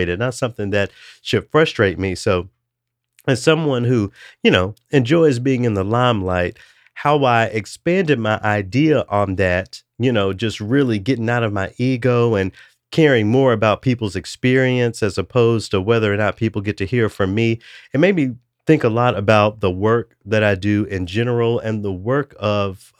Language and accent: English; Memphis, Tennessee, United States; my hometown of Memphis